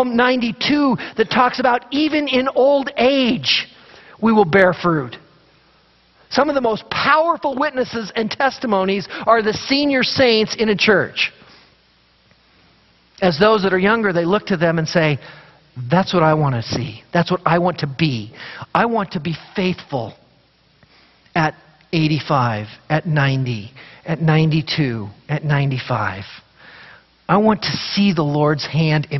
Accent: Idaho, United States; we grew up in Idaho

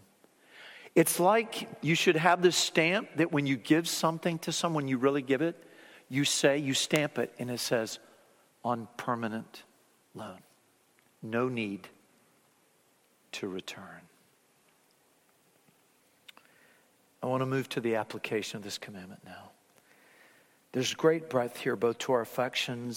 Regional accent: Fort Lauderdale, Florida, United States; I remember growing up in Fort Lauderdale, Florida

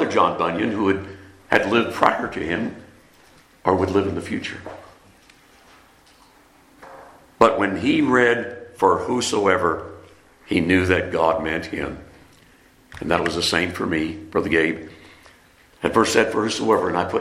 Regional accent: France; moved away; also born or lived in Keflavik, Iceland / Columbus, Mississippi; I was born in France

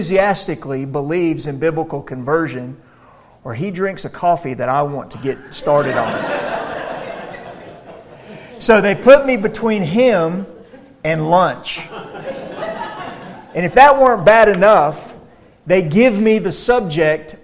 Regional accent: Central Florida, United States; I grew up in Central Florida

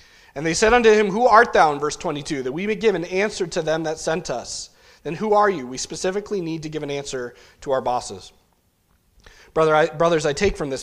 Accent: New England, United States; growing up in New England

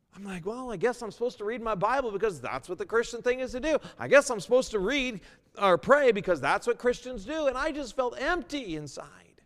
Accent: United States; moved away as an adult; also born or lived in Seattle / New York; I was originally from the States

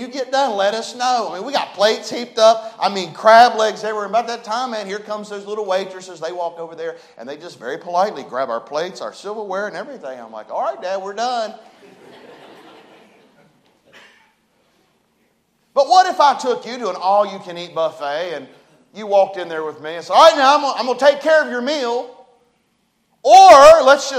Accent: West Virginia, United States; accent: hillbilly talk; We're from West Virginia. I'm a hillbilly.

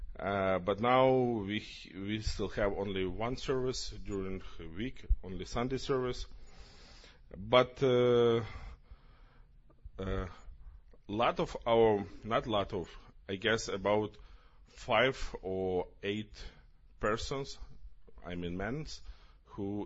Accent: Ukraine; English is a second language; we are from Ukraine

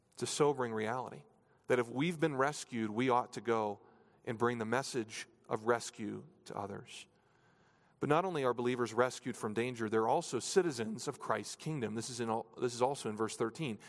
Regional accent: New Hampshire, United States; moved away; I grew up in New Hampshire, so it was a lot, lot more rural.

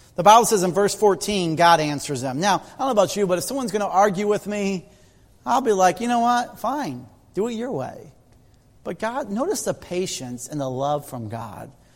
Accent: Midwest, United States; as a kid growing up in the Midwest

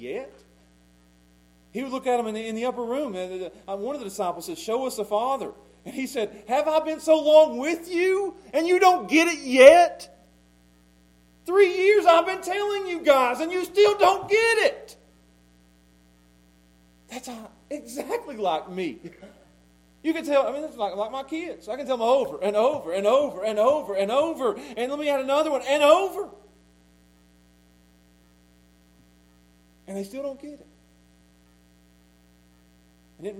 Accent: Pound, Virginia, United States; I'm from Pound

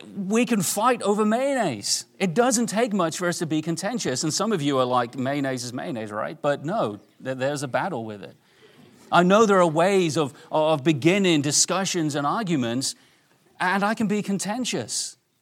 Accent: England, United Kingdom; moved away; I grew up in England

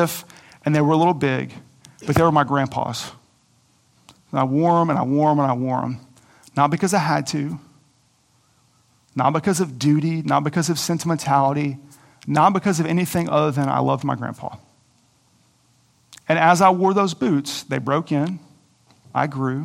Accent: Coweta, Oklahoma, United States; I grew up in Coweta, Oklahoma on a farm

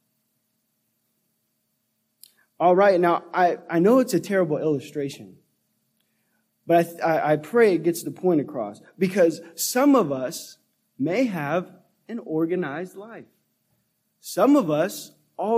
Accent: Sacramento, California, United States; I grew up in Antelope and North Highlands and kind of on McClellan Bay, so kind of right here in the northern Sacramento area

